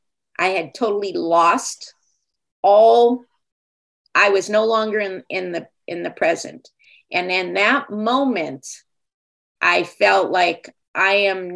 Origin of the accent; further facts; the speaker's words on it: Los Angeles, California, United States; now in New Mexico, United States; I was born and raised in California, Southern, just outside of Los Angeles in the San Fernando Valley.